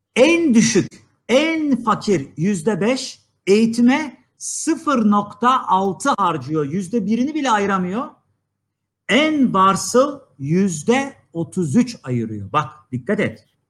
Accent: Niksar, Tokat, Turkey; Ben biliyorsunuz Tokat Niksarlıyım

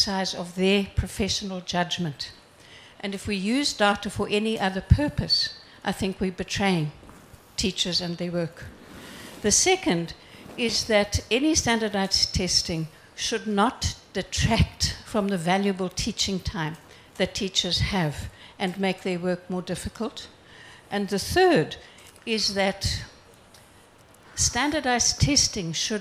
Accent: South Africa; I'm from South Africa.

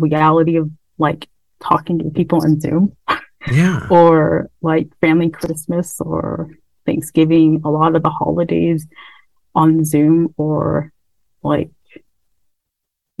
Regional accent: United States; I'm from the Navajo Nation, as well as I'm an Indigenous woman

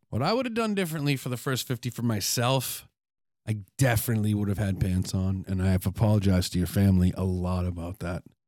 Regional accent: New England, United States; growing up in New England

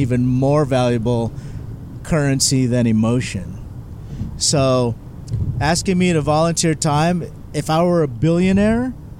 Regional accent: Philippines; My four, I have to say Filipino food because I'm Filipino.

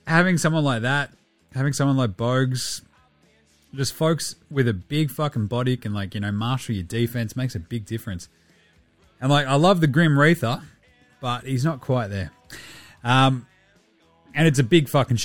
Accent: Australia; the good thing about being Australian

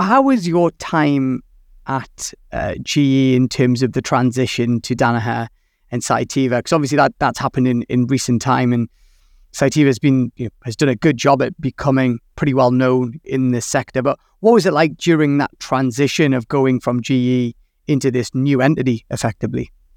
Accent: Newcastle upon Tyne, North East England, United Kingdom; my hometown

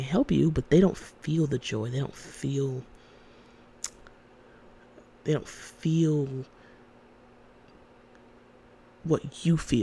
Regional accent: Georgia, United States; I was born and raised in Georgia

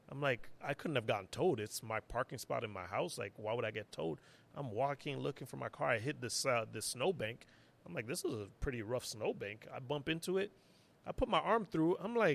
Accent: United States; now in Montreal, Canada; I'm crying because I'm like, I shouldn't be living in here. I'm American, man. Like, I shouldn't be here.

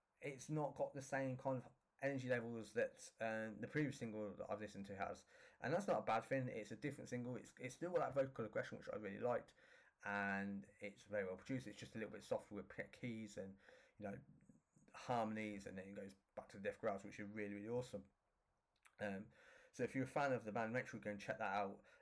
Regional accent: Northampton, East Midlands, United Kingdom; my hometown in Northampton

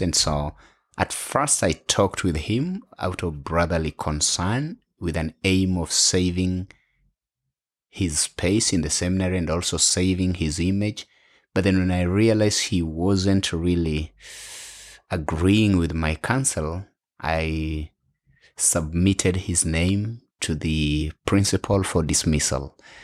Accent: Western, Kenya; English is a second language; moved away as an adult; also born or lived in Bungoma / Nairobi / Ethiopia; now in Australia; I am a Kenyan. And so it is my home

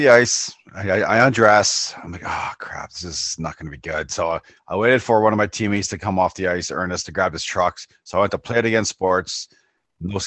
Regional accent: Ontario, Canada; I'm from Ontario

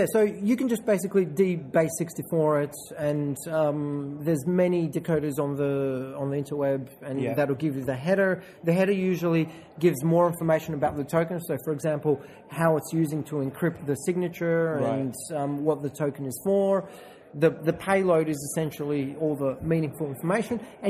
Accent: Bulgaria; now in Australia; I'm from Bulgaria

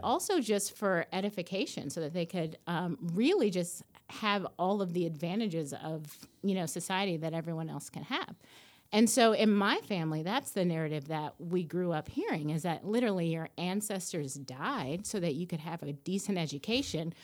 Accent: Nashville, Tennessee, United States; I grew up here in Nashville

